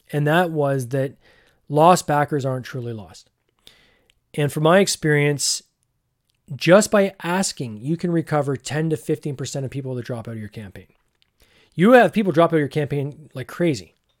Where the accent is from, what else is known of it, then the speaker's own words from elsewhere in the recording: Barrie, Ontario, Canada; fellow person from Barrie